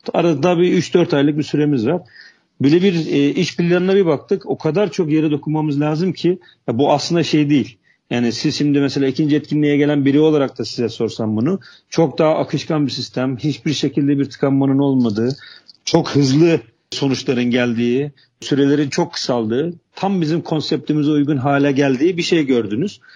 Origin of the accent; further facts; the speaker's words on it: Trabzon, Turkey; moved away as an adult; also born or lived in Istanbul; Trabzon doğumluyum. Liseyi, liseye kadar Trabzon'da, üniversiteyi de, e, İstanbul'da okudum.